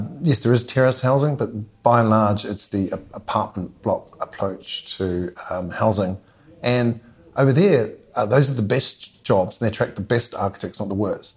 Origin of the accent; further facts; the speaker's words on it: Motiti Island, Bay of Plenty, New Zealand; moved away as an adult; also born or lived in London; I'm from Motiti Island